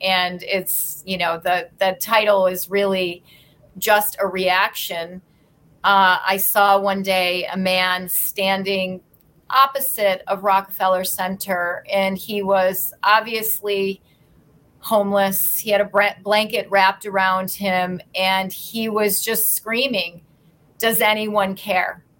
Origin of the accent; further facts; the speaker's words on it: Endicott, New York, United States; also born or lived in Rochester, New York; now in New York City, United States; I grew up in in right around Binghamton, New York, in a very small town called Endicott